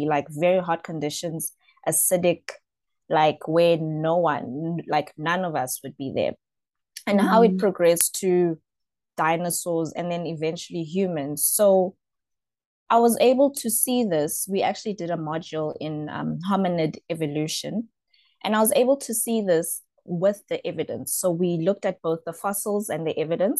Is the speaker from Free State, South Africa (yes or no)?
no; Johannesburg, Gauteng, South Africa; I'm from Johannesburg South. I've been here all my life.